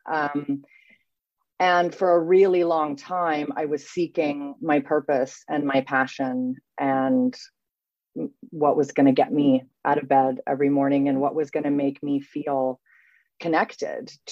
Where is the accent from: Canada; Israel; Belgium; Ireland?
Canada; now in Paris, France; so I am Canadian born to two European parents. So I'm a first generation Canadian. I have moved around a great deal. Seven times, I believe. I think I've lived in seven different places. And I now live in Paris. I am an expat.